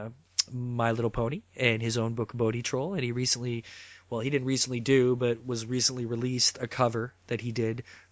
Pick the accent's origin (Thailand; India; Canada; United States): Canada; Mississauga, Ontario; growing up in Mississauga